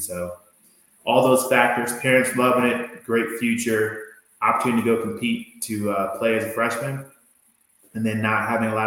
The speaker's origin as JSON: {"language": "English", "town": "Newport News", "region": "Virginia", "country": "United States", "tie": "born or raised there", "said": "So I was born and raised in Newport, New Virginia, down on the peninsula, the Tidewater area."}